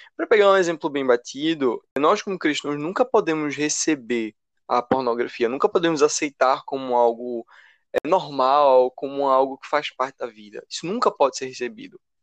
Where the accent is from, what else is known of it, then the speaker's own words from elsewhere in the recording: Recife, Pernambuco, Brazil; sou aqui do Recife também